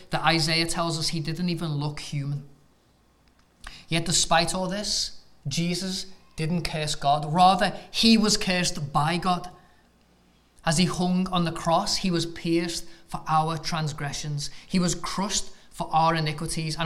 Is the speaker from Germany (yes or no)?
no; England, United Kingdom; moved away as an adult; now in United States; as an Englishman